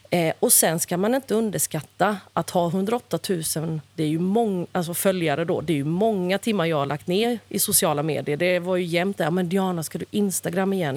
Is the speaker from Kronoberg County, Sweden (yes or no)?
yes; Växjö, Kronoberg County, Sweden; i Kronobergs slottsruin i Växjö där jag är född